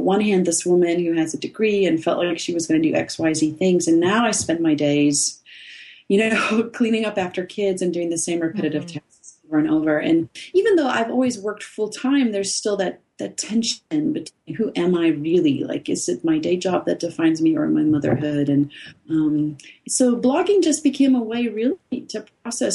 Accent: South Africa; I grew up in South Africa

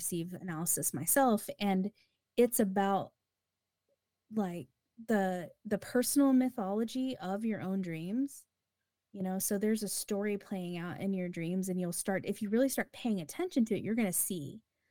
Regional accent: United States; Because I'm an American.

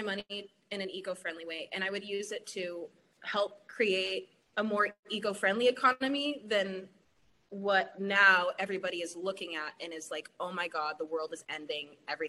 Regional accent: Portland, United States; I'm from Portland and I grew up here

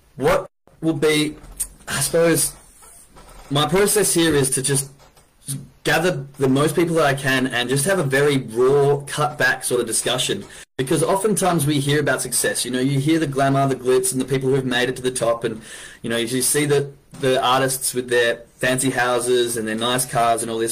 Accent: Perth, Western Australia, Australia; I'm from Western Australia, a little city called Perth

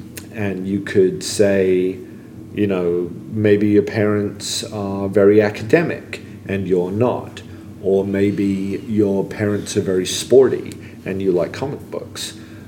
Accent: England, United Kingdom; You know, I was an American kid growing up in England.

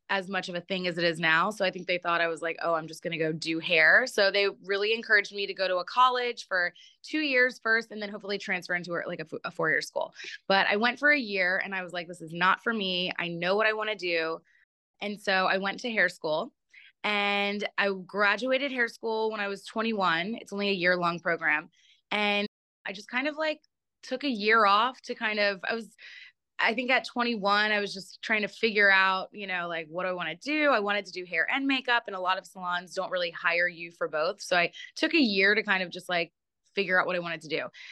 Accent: Atlanta, Georgia, United States; also born or lived in Baltimore, Maryland; I was born in Baltimore, and I moved to Atlanta when I was 9. So I grew up in Atlanta

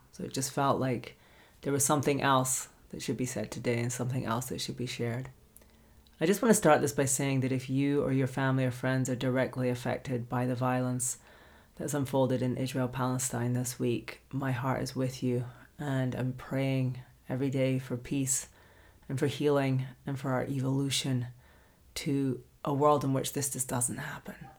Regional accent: Scotland, United Kingdom; moved away; I'm from Scotland originally

